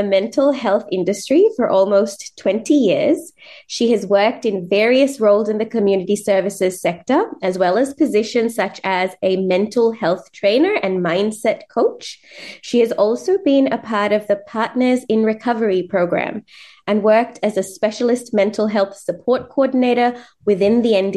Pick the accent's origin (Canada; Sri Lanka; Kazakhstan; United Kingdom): Sri Lanka; I'm brown, you know, Sri Lankan born.